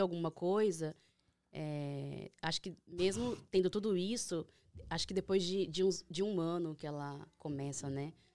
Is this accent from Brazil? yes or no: yes; Três Lagoas, Mato Grosso do Sul, Brazil; moved away as an adult; also born or lived in São Paulo; now in United States; Eu morava em São Paulo há 10 anos, mas eu sou de Mato Grosso do Sul, Três Lagoas